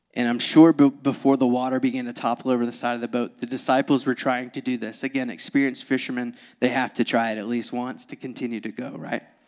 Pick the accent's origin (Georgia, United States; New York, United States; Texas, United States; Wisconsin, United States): Georgia, United States; moved away; born and raised in Georgia